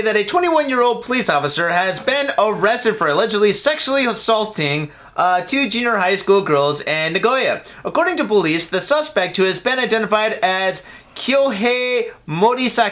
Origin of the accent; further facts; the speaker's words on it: United States; now in Japan; I'm from America